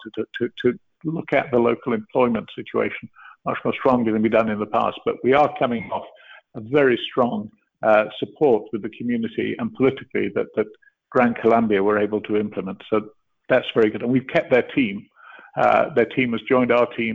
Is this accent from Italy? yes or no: no; Canada; I am a Canadian as well.